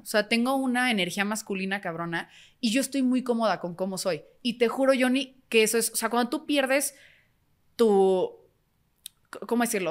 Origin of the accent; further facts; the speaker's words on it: Mexico; como mexicanos